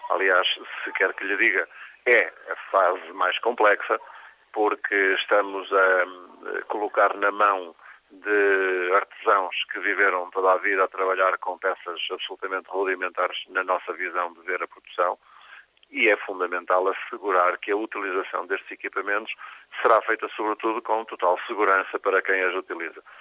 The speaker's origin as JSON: {"language": "Portuguese", "town": "Paredes", "region": "Norte", "country": "Portugal", "tie": "born or raised there", "said": "Eu sou natural de Paredes. Paredes eh, é conhecido hoje como a Rota dos Móveis."}